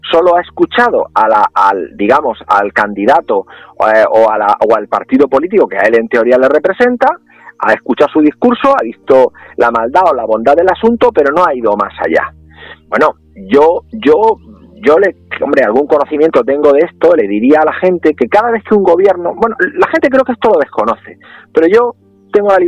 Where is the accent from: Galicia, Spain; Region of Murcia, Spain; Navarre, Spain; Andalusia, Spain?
Region of Murcia, Spain; San Javier